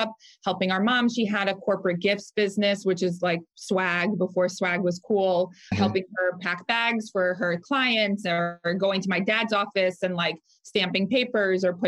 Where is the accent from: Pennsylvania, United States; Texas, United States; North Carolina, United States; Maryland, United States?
Maryland, United States; Rockville; moved away as an adult; also born or lived in Delaware; now in Philadelphia, United States; I'm originally from Rockville, Maryland in the DC area